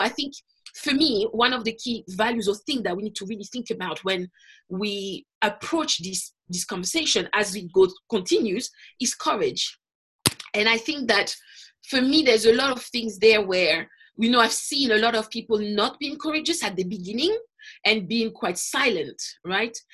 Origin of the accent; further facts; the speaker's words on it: Paris, Île-de-France, France; moved away as an adult; now in London, United Kingdom; I was born in Paris, but my parents are from the Caribbean